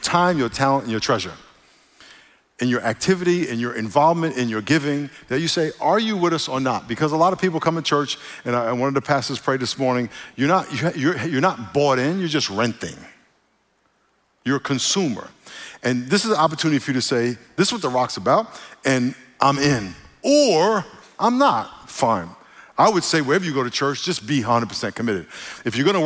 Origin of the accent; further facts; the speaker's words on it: New York, United States; moved away; When I grew up in New York, where I grew up around a lot of Puerto Ricans who talk differently.